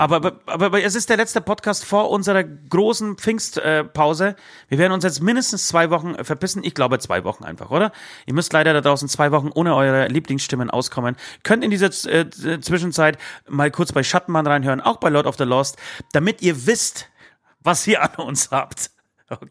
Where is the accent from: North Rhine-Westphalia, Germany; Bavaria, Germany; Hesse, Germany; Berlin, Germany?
Bavaria, Germany; hier bei uns in Bayern